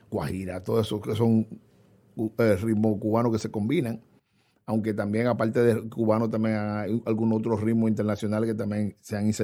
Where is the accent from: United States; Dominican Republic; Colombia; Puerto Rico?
Dominican Republic; La bachata, gracias a Dios que la bachata se, mantiene y nos identifica como dominicanos al fin.